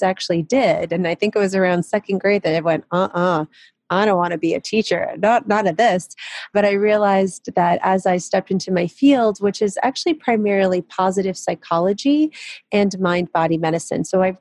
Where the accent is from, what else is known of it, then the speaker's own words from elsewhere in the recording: Kyiv, Ukraine; moved away; I was born in Kiev, Ukraine, which was the Soviet Union back then.